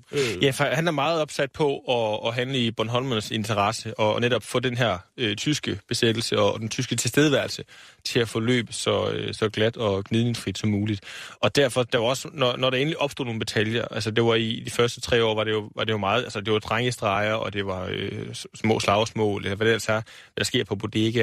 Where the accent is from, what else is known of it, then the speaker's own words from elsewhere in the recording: Aarhus, Central Denmark Region, Denmark; jeg er Aarhus-dreng og har boet der hele mit liv.